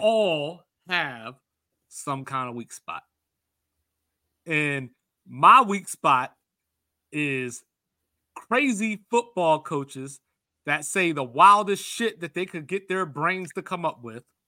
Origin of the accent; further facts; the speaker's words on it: Baltimore, Maryland, United States; my hometown